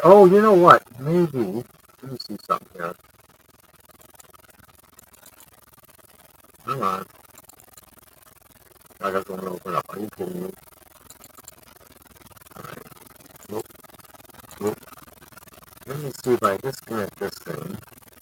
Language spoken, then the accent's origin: English; Detroit, Michigan, United States; growing up in Detroit